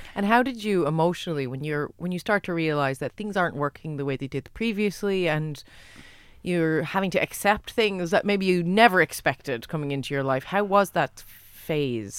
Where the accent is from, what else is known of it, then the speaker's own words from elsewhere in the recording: United States; now in Ireland; I'm American